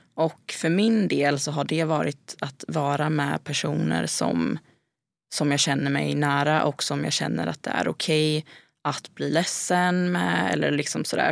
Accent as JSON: {"language": "Swedish", "town": "Gothenburg", "region": "Västra Götaland", "country": "Sweden", "moved": "yes", "said": "har ju inte heller liksom lika många vänner här som jag hade hemma i Göteborg"}